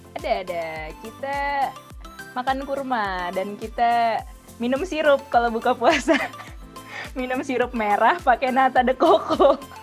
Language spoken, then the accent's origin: Indonesian; Medan, North Sumatra, Indonesia; moved away as an adult; now in London, United Kingdom; asalnya dari Medan, Sumatera Utara